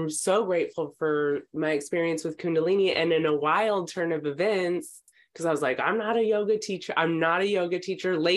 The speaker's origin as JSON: {"language": "English", "region": "Texas", "country": "United States", "also_born_or_lived": "Ohio / Los Angeles", "moved": "as an adult", "lives_now": "California, United States", "said": "I'm from Texas, uh, so coming to California"}